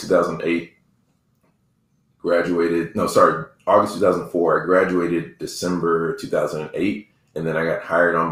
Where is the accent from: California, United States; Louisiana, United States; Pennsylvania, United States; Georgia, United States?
Georgia, United States; DeKalb County and Rockdale County; when we moved from DeKalb County to Rockdale County